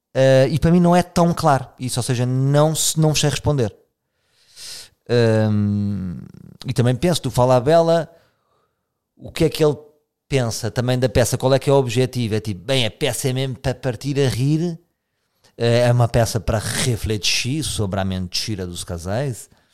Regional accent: Portugal; sou português

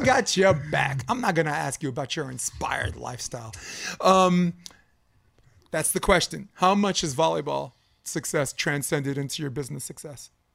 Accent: New York, United States; moved away as an adult; now in California, United States; I was born and raised in New York, flatbush

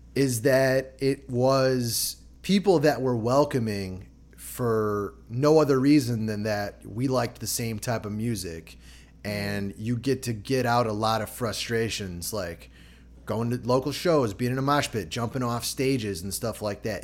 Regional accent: Chicago, Illinois, United States; growing up in Chicago

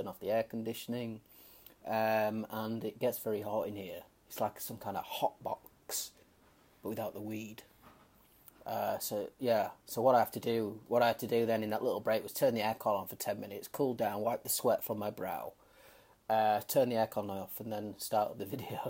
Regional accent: United Kingdom; moved away; based out of the UK, my home country

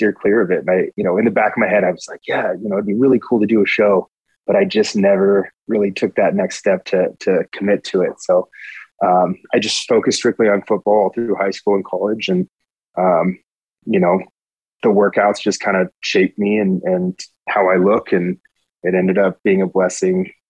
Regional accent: Rocklin, California, United States; also born or lived in Modesto, California; now in Colombia; I call Rockland home

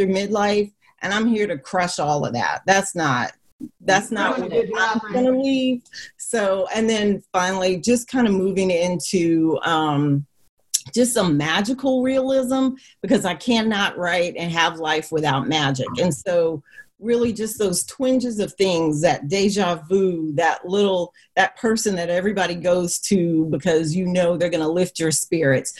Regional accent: Goose Creek, South Carolina, United States; I'm from the Lowcountry, Goose Creek High School

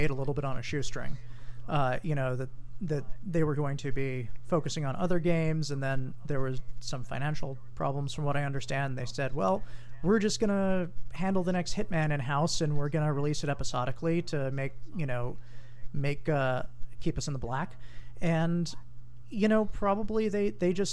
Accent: Hawaii, United States; I'm from Hawaii

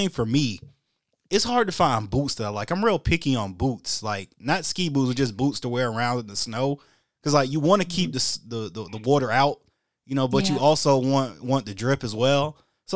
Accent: United States; as an American

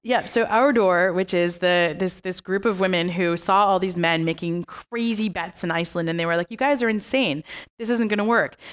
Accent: United States; I was born in America, so I'm an American

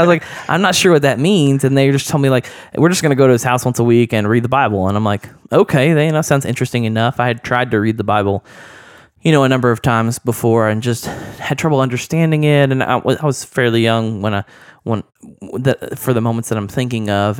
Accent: Oklahoma, United States; I grew up in Oklahoma

